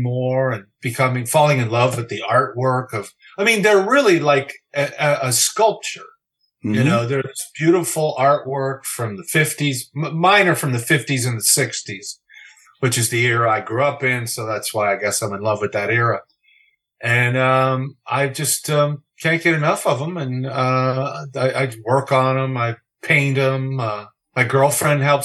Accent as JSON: {"language": "English", "town": "Kansas City", "region": "Missouri", "country": "United States", "said": "I'm from Kansas City, Missouri"}